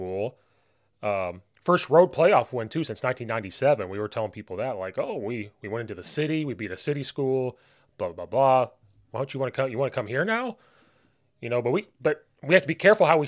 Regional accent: Central Illinois, United States; moved away as an adult; now in Chicago suburbs, United States; I grew up in Central Illinois

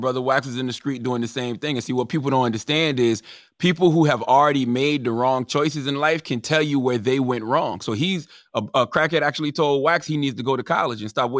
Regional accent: Moncks Corner, South Carolina, United States; I grew up in Monk's Corner, South Carolina. I grew up in a rural area on a dirt road.

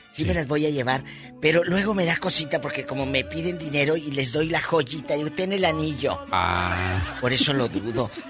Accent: Mexico; es parte imprescindible de la cultura, de la cultura de los que somos mexicanos

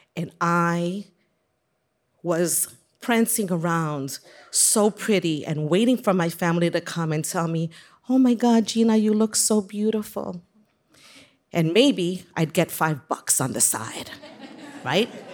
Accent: New York City, New York, United States; I have many fond childhood memories growing up on Hunts Point Avenue in the South Bronx

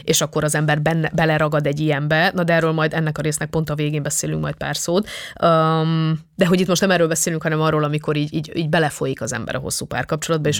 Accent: Transylvania, Romania; Erdélyből származom, tehát magyar osztályba jártam

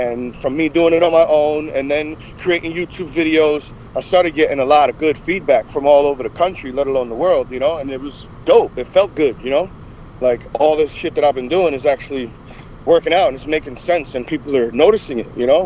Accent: New Jersey, United States; I'm from New Jersey, and there was no barbering course to New Jersey for years

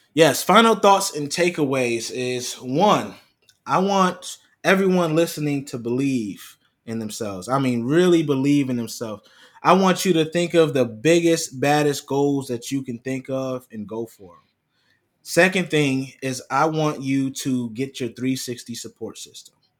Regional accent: Rochester, New York, United States; growing up in Rochester, New York

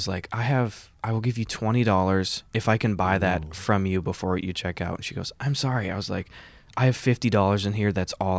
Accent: Wisconsin, United States; now in Los Angeles, United States

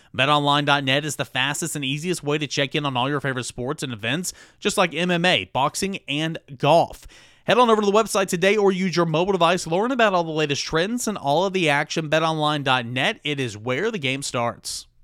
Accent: Jefferson County, East Tennessee, United States; growing up in East Tennessee, um, in Jefferson County

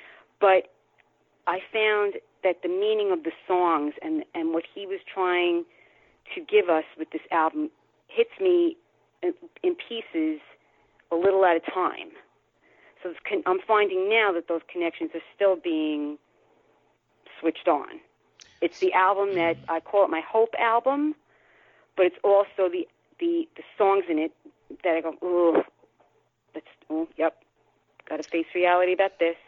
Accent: New York, United States; But … is that reality that unfortunately I had to face as a New Yorker after 9/11.

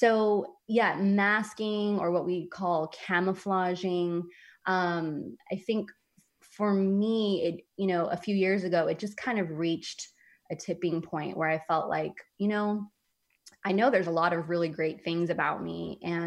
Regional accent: San Francisco, California, United States; moved away as an adult; I grew up in San Francisco

